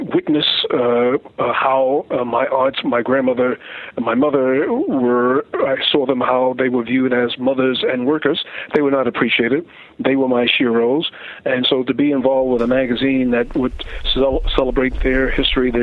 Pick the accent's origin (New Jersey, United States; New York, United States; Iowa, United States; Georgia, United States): New York, United States; also born or lived in Farmville, Virginia; I was born in New York